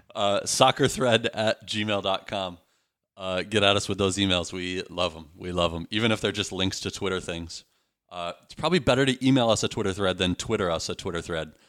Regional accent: Midwest, United States; now in Beaverton, United States; I'm from the Midwest

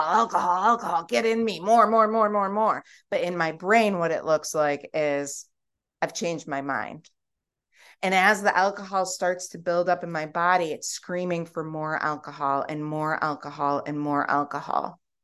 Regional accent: United States; I'm American

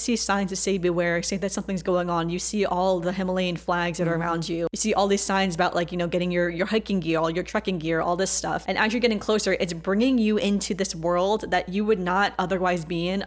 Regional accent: China; I was born in China

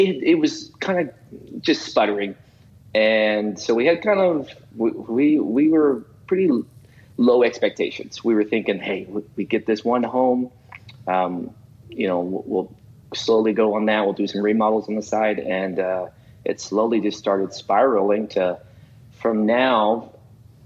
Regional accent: Las Vegas, Nevada, United States; also born or lived in Utah; now in Kansas City, United States; I'm actually originally from Las Vegas

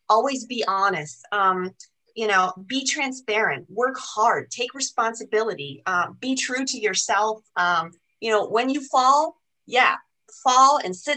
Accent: Germany; English is a second language; now in United States; I'm not a US citizen. I'm German

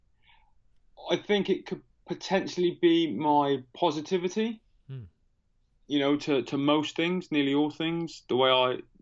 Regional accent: United Kingdom; I'm not from America, as you can tell by my funny accent. I'm from the UK.

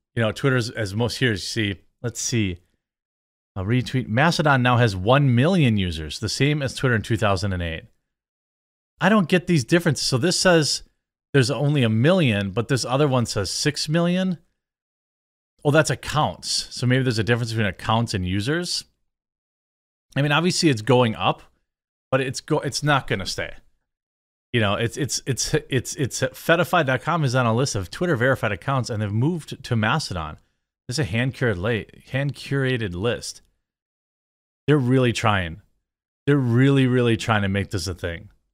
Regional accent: United States; as an American

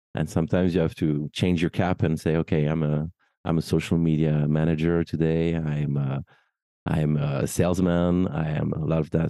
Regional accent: Paris, Île-de-France, France; also born or lived in United Kingdom; I'm French. I'm, I'm born and raised in Paris

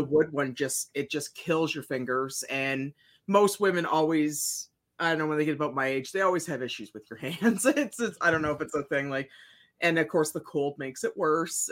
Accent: Ontario, Canada; moved away; I grew up in Ontario

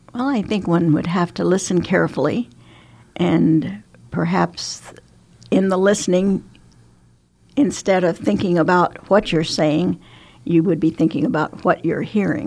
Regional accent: Emporia, Kansas, United States; moved away as an adult; also born or lived in Gering, Nebraska / Shenandoah, Iowa / Le Mars, Iowa; now in Omaha, United States; I grew up in Emporia, Kansas

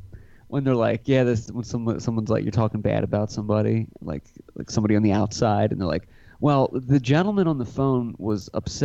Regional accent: Scotland, United Kingdom; I am Scottish.

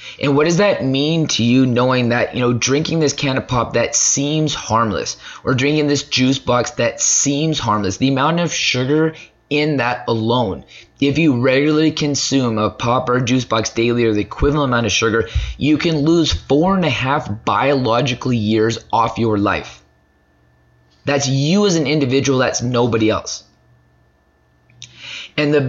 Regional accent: Canada; as Canadian citizens

